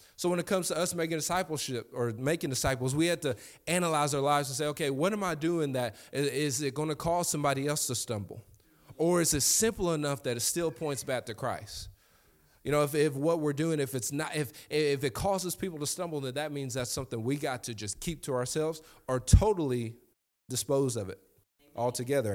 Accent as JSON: {"language": "English", "town": "Lexington", "country": "United States", "said": "I'm from Lexington"}